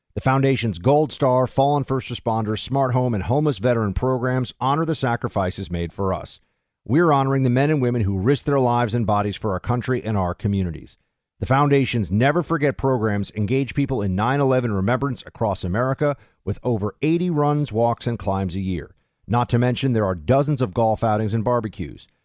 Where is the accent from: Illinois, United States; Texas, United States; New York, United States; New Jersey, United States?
New York, United States; I grew up in New York